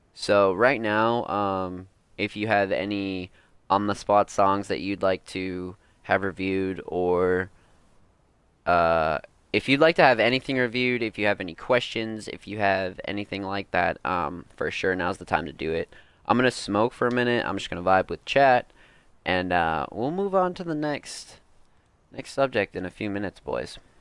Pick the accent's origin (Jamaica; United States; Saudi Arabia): United States; East Coast; I'm also from the East Coast